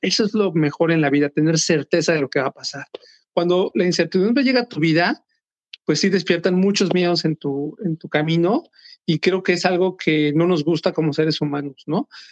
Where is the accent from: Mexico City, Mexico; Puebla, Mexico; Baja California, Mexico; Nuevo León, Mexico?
Mexico City, Mexico; moved away as an adult; now in Minnesota, United States; soy mexicano, nací en México, tengo 48 años de edad, básicamente 47 años viví en la Ciudad de México